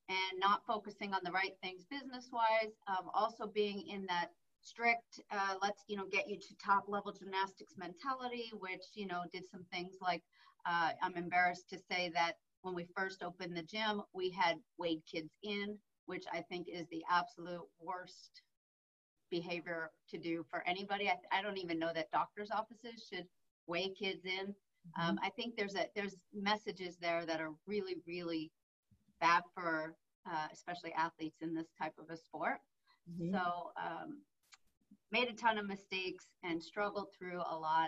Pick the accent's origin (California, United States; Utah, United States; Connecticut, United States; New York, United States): New York, United States; moved away as an adult; also born or lived in Oklahoma; now in Las Vegas, United States; I grew up in New York and my mom owned a gym there